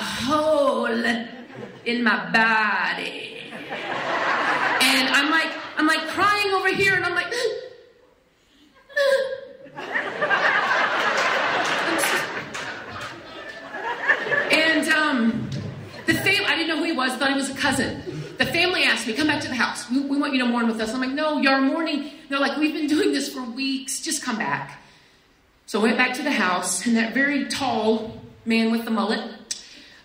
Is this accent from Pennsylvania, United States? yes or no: no; Wichita Falls, Texas, United States; also born or lived in Arlington, Texas; I grew up in Wichita Falls